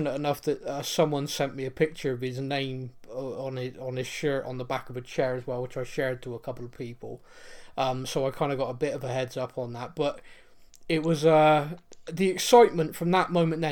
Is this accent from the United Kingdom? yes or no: yes; Bristol, South West England, United Kingdom; accent: West Country twang; as a Bristolian